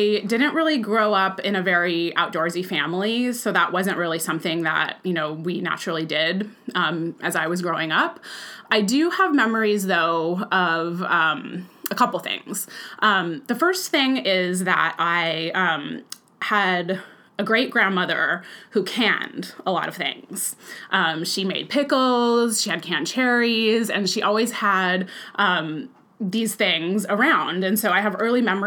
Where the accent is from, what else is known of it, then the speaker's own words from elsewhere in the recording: Bakersfield, California, United States; moved away; I grew up in Bakersfield, and I lived there from the age of 4 through when I graduated from high school